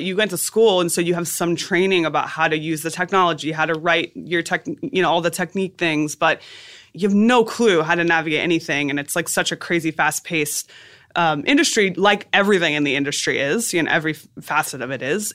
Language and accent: English; South Florida, United States; moved away as an adult; also born or lived in Boston; South Florida.